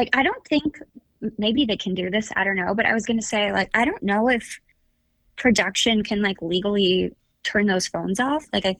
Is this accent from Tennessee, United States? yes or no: no; Orange County, California, United States; I'm from Orange County, so it's only like an hour drive to LA.